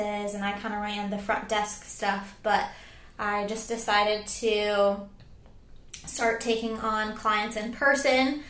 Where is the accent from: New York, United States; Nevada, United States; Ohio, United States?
Ohio, United States; moved away as an adult; now in Charleston, United States; I'm actually originally from Ohio, but I've been in Charleston ever since because I love it here